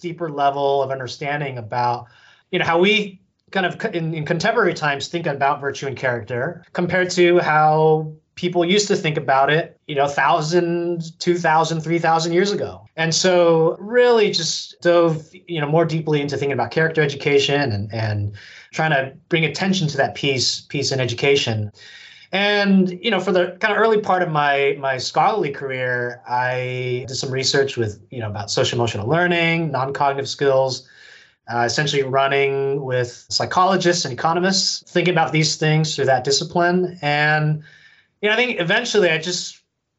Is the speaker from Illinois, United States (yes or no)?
no; San Francisco Bay Area, California, United States; moved away; my hometown out in the San Francisco Bay Area in California